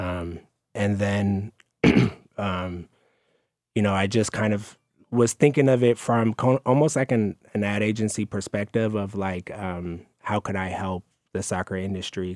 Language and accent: English; Oakland, California, United States; I'm from Oakland, California